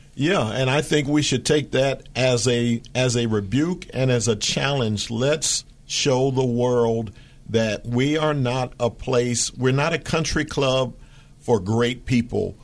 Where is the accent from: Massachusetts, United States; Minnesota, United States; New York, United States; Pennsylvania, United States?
Pennsylvania, United States; Philadelphia; now in Fremont, United States; That was my hometown